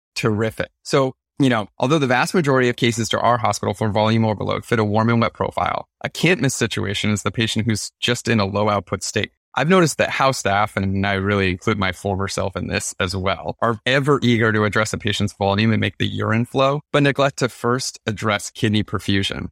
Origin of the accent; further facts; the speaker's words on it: Maine, United States; moved away as an adult; now in Baltimore, United States; I was raised in the state of Maine.